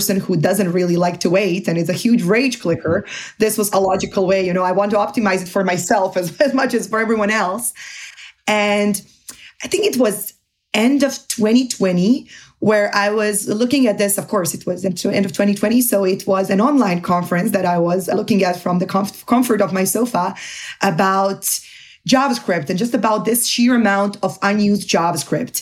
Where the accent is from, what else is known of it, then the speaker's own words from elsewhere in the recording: Zagreb, City of Zagreb, Croatia; moved away as an adult; also born or lived in Portugal / Barcelona, Spain; now in Munich, Germany; I'm originally from Croatia, from Zagreb. I lived there and finished my master's degree until I was 23